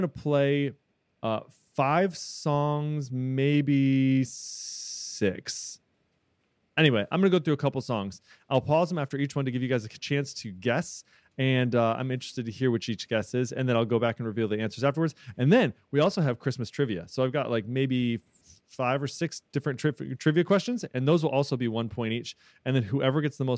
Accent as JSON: {"language": "English", "town": "Bloomington", "region": "Illinois", "country": "United States", "said": "I'm from Bloomington, Illinois. Bloomington Normal, Illinois"}